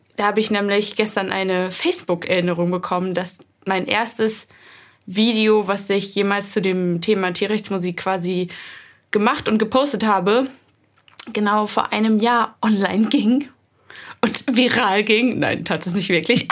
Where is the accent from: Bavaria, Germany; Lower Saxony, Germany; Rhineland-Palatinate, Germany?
Rhineland-Palatinate, Germany; Hennweiler; now in Hamburg, Germany; ich komme gebürtig aus dem Hunsrück. Das ist ein Mittelgebirge in Rheinland-Pfalz. Schon so ein bisschen Richtung Saarland. Oh, aus einem sehr kleinen Dorf, was witzigerweise zwar nicht nach meiner Familie benannt wurde, aber trotzdem Hennweiler